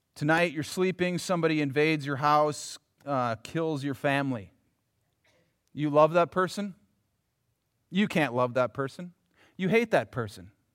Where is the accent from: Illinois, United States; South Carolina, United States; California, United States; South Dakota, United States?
South Dakota, United States; Yankton; growing up in Yankton